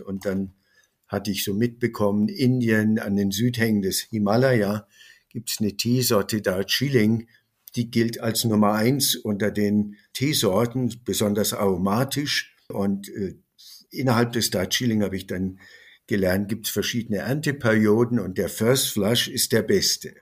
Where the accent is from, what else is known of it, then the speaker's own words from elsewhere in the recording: Bavaria, Germany; Ich bin Bayer